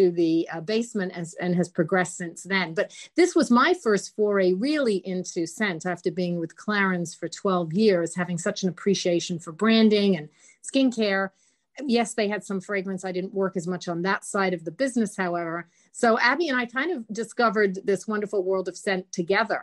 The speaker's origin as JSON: {"language": "English", "region": "England", "country": "United Kingdom", "tie": "born or raised there", "moved": "yes", "lives_now": "United States", "said": "Growing up with my mother in England"}